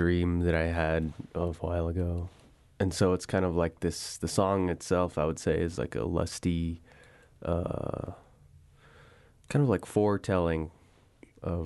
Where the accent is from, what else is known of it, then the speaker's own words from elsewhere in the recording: Window Rock, Arizona, United States; I grew up in Winter Rock